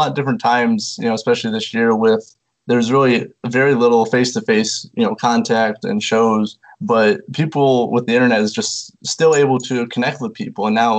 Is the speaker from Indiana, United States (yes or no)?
yes; Indiana, United States; Yeah, I'm from Indiana, so I should be used to the snow and cold